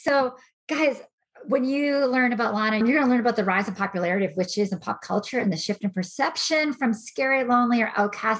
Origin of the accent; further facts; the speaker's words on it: New England, United States; I am from New England